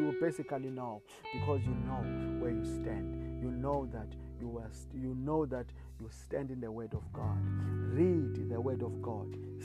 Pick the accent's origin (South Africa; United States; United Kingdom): South Africa; I come from South Africa.